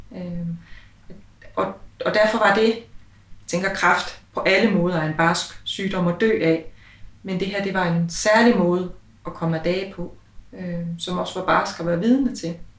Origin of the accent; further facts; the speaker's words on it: Aalborg, North Denmark Region, Denmark; vi jo begge to født og opvokset i Aalborg